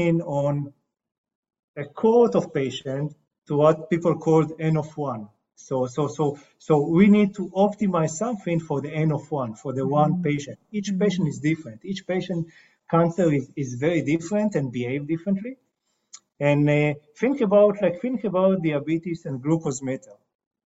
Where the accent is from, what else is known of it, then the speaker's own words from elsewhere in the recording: Israel; I'm coming from Israel.